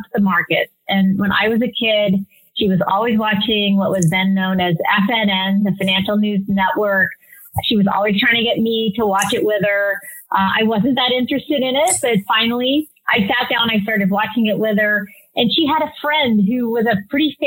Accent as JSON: {"language": "English", "town": "Stockton", "region": "California", "country": "United States", "tie": "born or raised there", "said": "I grew up in Stockton, California"}